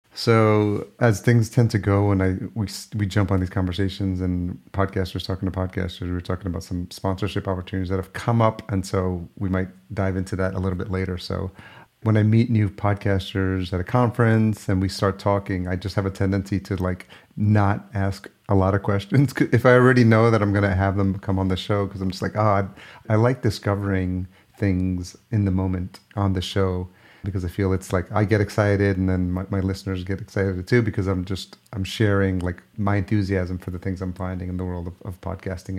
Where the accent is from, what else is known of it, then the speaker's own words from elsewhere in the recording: Yonkers, New York, United States; moved away as an adult; also born or lived in Los Angeles; now in Minneapolis, United States; I grew up in Yonkers